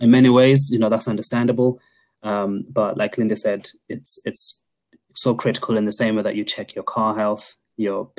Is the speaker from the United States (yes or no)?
no; Zimbabwe; we are both from Zimbabwe.